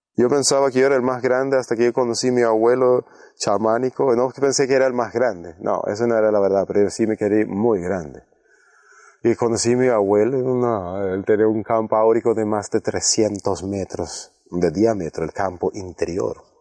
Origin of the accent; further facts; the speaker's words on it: Sweden; un norte europeo sueco como yo